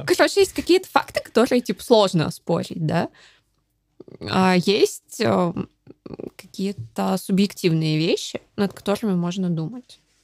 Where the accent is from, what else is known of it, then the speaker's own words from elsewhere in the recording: Dalnegorsk, Primorsky Krai, Russia; moved away; я родилась в Дальнегорске. Это в Приморском крае, супер небольшой mm-hmm. город